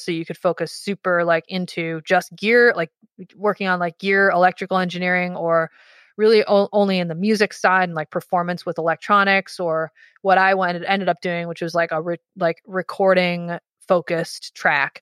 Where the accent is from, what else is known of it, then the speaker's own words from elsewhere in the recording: Dearborn, Michigan, United States; I grew up in Michigan in, in, just outside Detroit in a little town called Dearborn